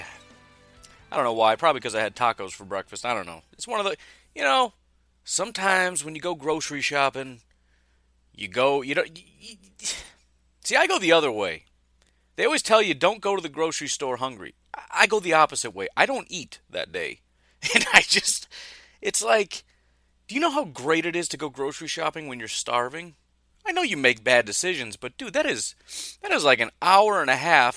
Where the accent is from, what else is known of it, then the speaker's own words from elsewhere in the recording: Chicago, Illinois, United States; moved away as an adult; now in Wisconsin, United States; I grew up in Chicago